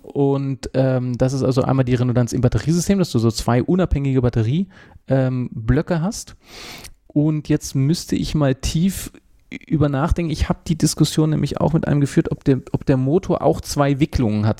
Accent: Hanover, Lower Saxony, Germany; now in Switzerland; An meinem Dialekt hörst du ja auch, ich bin ja, ja auch nicht Urschweizer. Äh, ich bin ja gebürtig aus Hannover

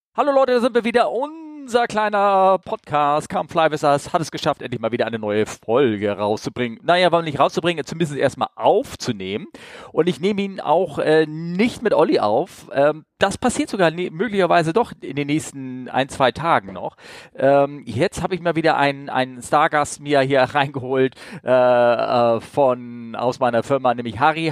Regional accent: Northern Germany, Germany; als Norddeutscher. Das ist bei uns gleich um die Ecke hier in Norddeutschland.

